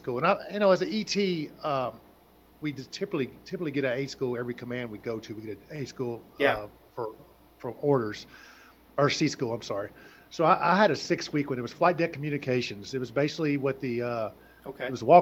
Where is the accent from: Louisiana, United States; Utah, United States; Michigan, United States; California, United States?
Louisiana, United States; central; I was born and raised in central Louisiana. So, out there in the country